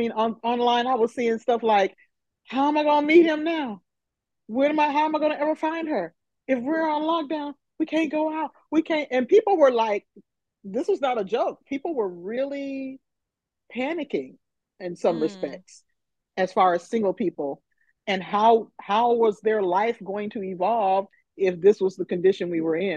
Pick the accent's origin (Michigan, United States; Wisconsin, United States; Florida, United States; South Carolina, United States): Michigan, United States; Flint; moved away as an adult; now in Nashville, United States; I am originally from Flint, Michigan